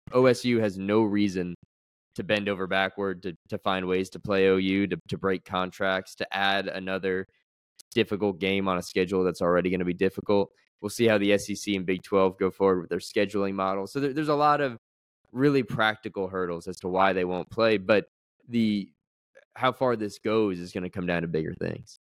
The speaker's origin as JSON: {"language": "English", "country": "United States", "tie": "born or raised there", "moved": "yes", "said": "not quite my hometown, grew up about thirty minutes north, but place I'm deeply, deeply, deeply fond of, place that feels like home, New York City"}